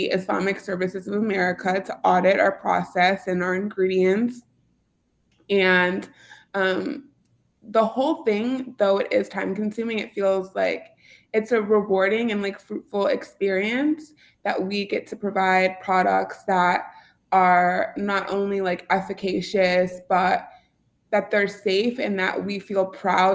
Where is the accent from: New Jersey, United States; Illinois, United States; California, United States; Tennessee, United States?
Illinois, United States; Bolingbrook; Ulta Beauty is in my hometown. So I actually grew up down the street from Ulta Beauty headquarters